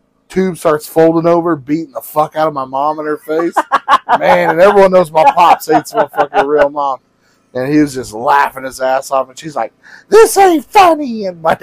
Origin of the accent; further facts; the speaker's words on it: Kansas City, Missouri, United States; now in Kansas, United States; I was born in Kansas City, Missouri